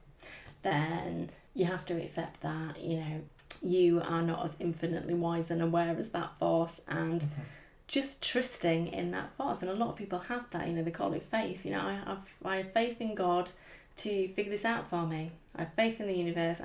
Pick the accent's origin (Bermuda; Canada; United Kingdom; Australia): United Kingdom; I'm British